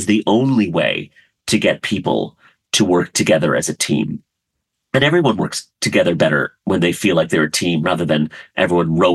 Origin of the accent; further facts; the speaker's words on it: rural Maryland, United States; also born or lived in Karachi, Pakistan; now in Los Angeles, United States; most of my childhood was in a very, very rural town in rural Maryland